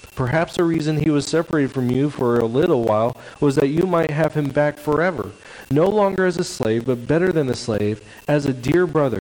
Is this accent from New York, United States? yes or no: no; Stockton, California, United States; also born or lived in Camanche, California; where I grew up in Stockton, California